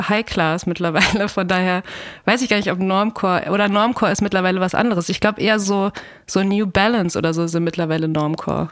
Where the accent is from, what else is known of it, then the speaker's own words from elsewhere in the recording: Ruhr area, North Rhine-Westphalia, Germany; moved away; ich komme auch aus dem Ruhrgebiet und ich bin da total gerne